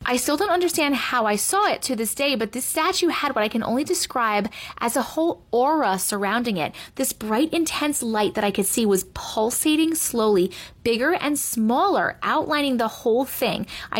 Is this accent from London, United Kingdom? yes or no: yes; London, United Kingdom; me and my sister's surrogate grandmother growing up in London.